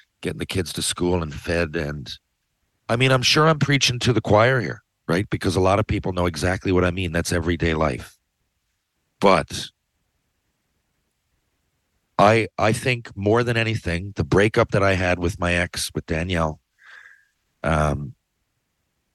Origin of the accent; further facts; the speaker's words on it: Canada; I'm Canadian.